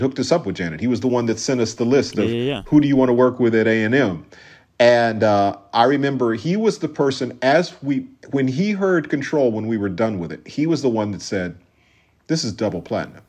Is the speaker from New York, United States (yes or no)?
no; Minneapolis, Minnesota, United States; moved away; also born or lived in Los Angeles; growing up in Minneapolis, first of all, we grew up in a very white town